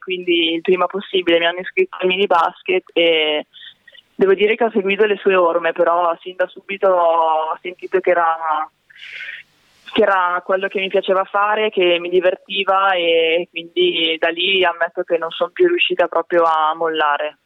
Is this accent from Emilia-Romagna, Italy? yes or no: no; Broni, Lombardy, Italy; sono nata e cresciuta a Broni